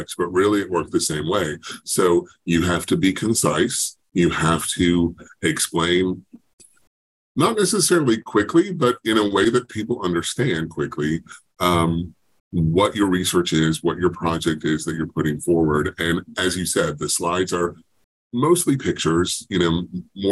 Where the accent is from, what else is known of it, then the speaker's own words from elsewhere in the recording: Racine, Wisconsin, United States; I grew up in Racine, about an hour and a half from Madison